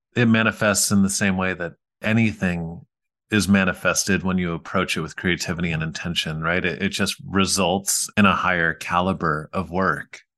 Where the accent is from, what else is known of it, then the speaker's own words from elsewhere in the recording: New York, United States; We grew up in New York